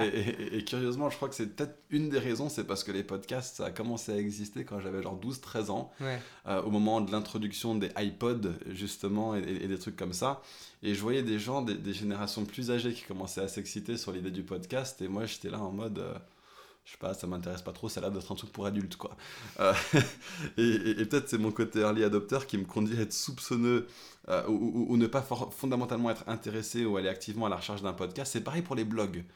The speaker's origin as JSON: {"language": "French", "country": "France", "tie": "born or raised there", "second_language": "French", "said": "mon père et ma mère ont déménagé en France quand j'avais 3 ans. Eux, ils parlaient anglais à la maison, et puis moi, j'ai appris le français forcément à l'école"}